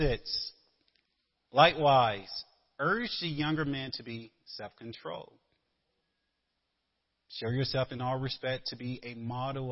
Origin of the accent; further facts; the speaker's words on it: the South, United States; moved away; I'm a Southerner